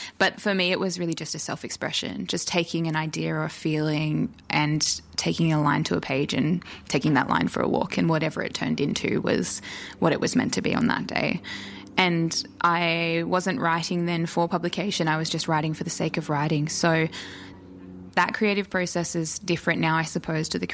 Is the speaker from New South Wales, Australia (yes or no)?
yes; Mittagong, New South Wales, Australia; moved away as an adult; now in Illawarra, Australia; I was born on Gundungurra country, which is over the just over the escarpment up around Mittagong and Barrel. And I moved down to the Illawarra 8 years ago